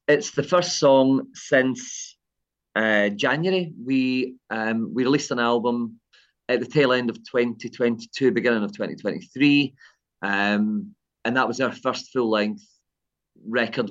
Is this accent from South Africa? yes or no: no; Kilmarnock, Scotland, United Kingdom; my early days growing up in Kilmarnock